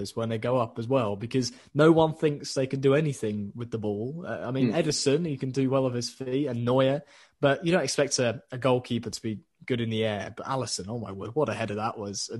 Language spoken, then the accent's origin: English; Maidstone, South East England, United Kingdom; moved away as an adult; also born or lived in Tunbridge Wells / Sheffield; I was born in Tunbridge Wells, so very near to Sussex